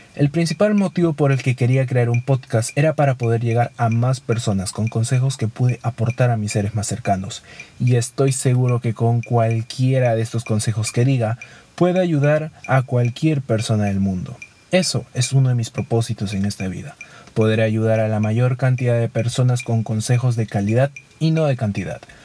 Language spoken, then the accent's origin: Spanish; Peru; mi país Perú